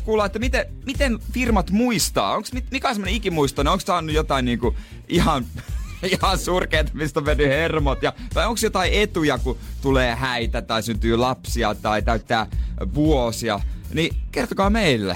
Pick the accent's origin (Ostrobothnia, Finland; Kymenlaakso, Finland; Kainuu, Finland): Ostrobothnia, Finland; moved away; also born or lived in Rauma; minä vaikka onkin Pohjanmaalta